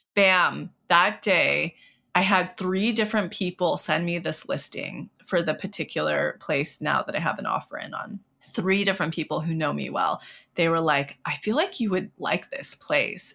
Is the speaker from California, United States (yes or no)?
yes; Mariposa, California, United States; my hometown, Mariposa, where I'm from